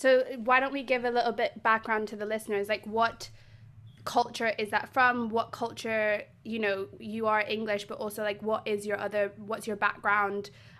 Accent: South Africa; I'm South African, I'm British, my granddad was Welsh, my grandma was Irish.

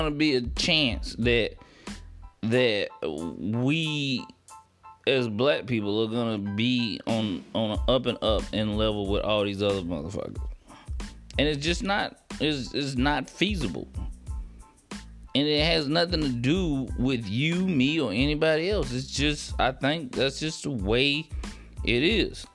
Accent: United States; as an American, as a black male

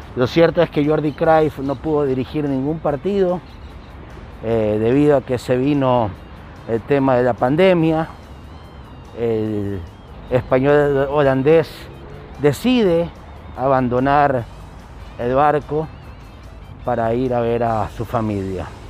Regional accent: Chile; now in Ecuador; yo soy chileno, sí, soy chileno, pero vivo años aquí en el Ecuador y el periodismo lo hago acá

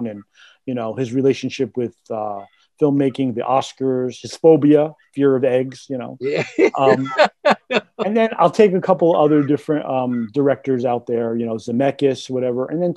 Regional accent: Clifton, New Jersey, United States; moved away as an adult; now in Hawthorne, United States; I'm from Clifton, but been in Hawthorne since 87.

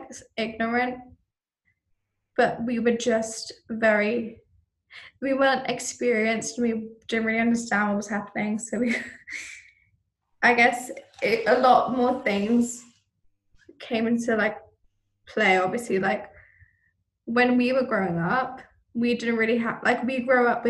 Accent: Malaysia; I am Malaysian, but, like, obviously, like, I'm not as fluent.

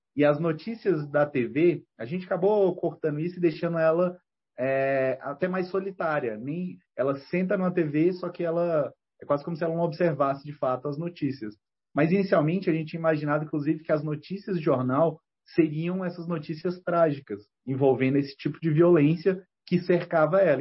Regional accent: Ceilândia, Federal District, Brazil; a Ceilândia, quando, quando eu cresci lá

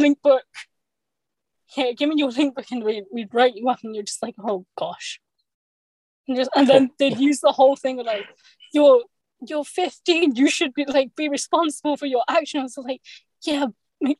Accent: London, United Kingdom; I'm born here in the United Kingdom, in London, England

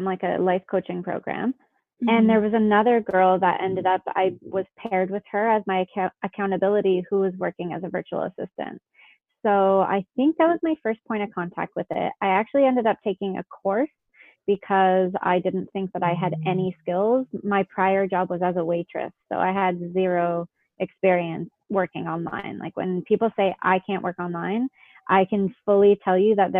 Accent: Toronto area, Ontario, Canada; moved away as an adult; I grew up in Canada.

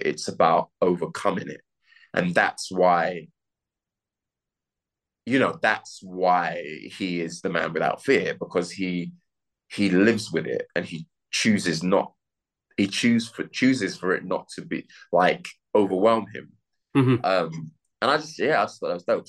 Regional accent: London, United Kingdom; As a working class black man from an inner city, I'm from London

